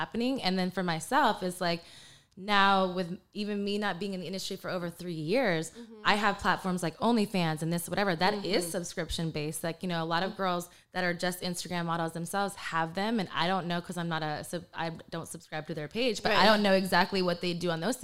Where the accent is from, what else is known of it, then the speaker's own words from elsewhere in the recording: Texas, United States; also born or lived in Panama; raised in Texas